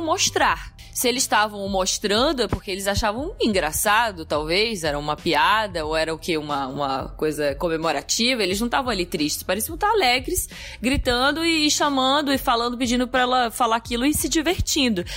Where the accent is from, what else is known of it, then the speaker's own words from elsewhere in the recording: Brazil; enquanto sendo brasileiro